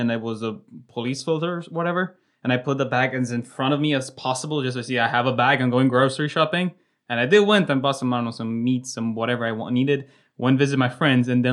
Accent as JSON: {"language": "English", "town": "Arad", "region": "Arad County", "country": "Romania", "lives_now": "Timișoara, Romania", "said": "both of us, we are from Arad, which is like 50 kilometers away"}